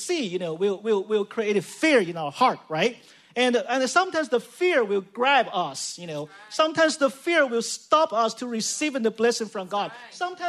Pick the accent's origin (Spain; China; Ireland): China; now in San Jose, United States; I'm from China